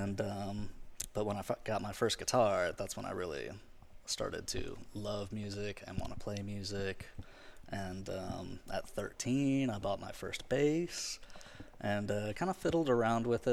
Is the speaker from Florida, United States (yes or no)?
yes; Pensacola, Florida, United States; now in Ocean Springs, United States; I am a musician from Pensacola, Florida. I live in Ocean Springs now.